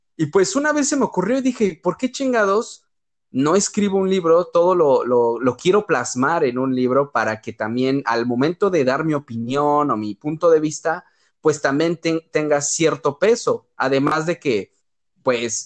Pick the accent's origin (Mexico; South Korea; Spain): Mexico; moved away as an adult; also born or lived in Europe; nunca me sentí más orgulloso, güey, de ser mexicano